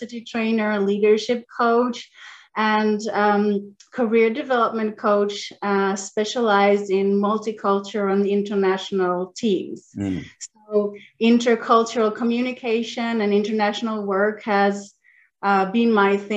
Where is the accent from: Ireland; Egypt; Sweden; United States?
Sweden; northern Sweden; also born or lived in Chile; I flew across the world and came to the north of Sweden, not even south of Sweden, the north of Sweden near the polar circle, the Arctic Circle. So I grew up there